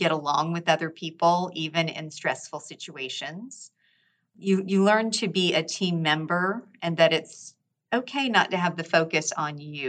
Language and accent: English; Gainesville, Florida, United States; now in Orlando, United States; I was born and raised in Florida